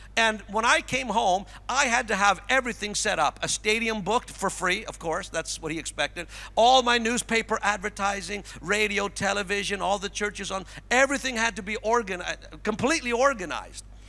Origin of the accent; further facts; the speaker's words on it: Cranbrook, British Columbia, Canada; moved away; I was in Cranbrook, my hometown, just the past couple days